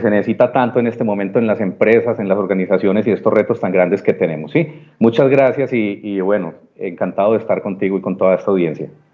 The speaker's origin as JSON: {"language": "Spanish", "town": "Medellín", "region": "Antioquia", "country": "Colombia", "tie": "born or raised there", "said": "Absolutamente paisa de nacimiento, de corazón, montañero de pura cepa"}